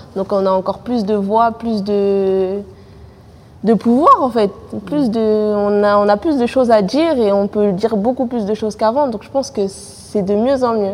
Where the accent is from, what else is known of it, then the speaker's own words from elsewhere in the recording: Seine-Saint-Denis, Île-de-France, France; je suis née dans le 93, j'ai grandi dans le 93, je vis dans le 93